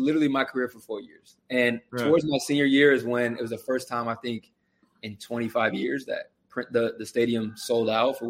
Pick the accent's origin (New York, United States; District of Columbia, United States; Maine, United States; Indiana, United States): Indiana, United States; South Bend; moved away as an adult; I expected to stay close to home. I'm from South Bend, right in Notre Dame's backyard.